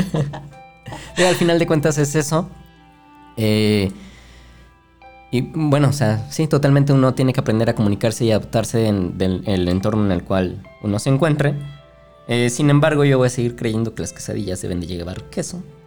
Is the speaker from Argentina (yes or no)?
no; Mexico; nosotros como mexicanos